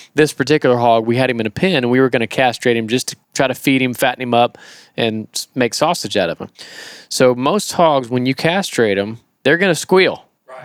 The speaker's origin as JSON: {"language": "English", "region": "Florida", "country": "United States", "said": "I'm from Florida"}